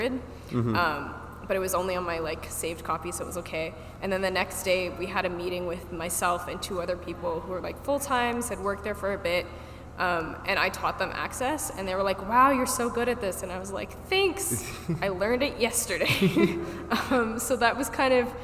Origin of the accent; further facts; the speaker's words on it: Markham, Ontario, Canada; also born or lived in Toronto; I actually moved back home to Markham for 3 months